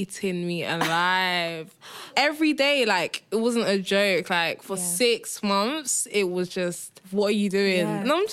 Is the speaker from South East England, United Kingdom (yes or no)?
no; Essex, East of England, United Kingdom; I'm from Essex